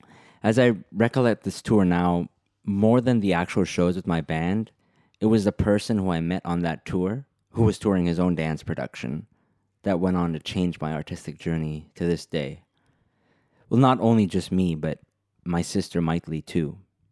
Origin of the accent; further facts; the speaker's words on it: United States; accent: American; also born or lived in India; I was born in America, but since I started going to school, from kindergarten itself, I was always the brown kid at school.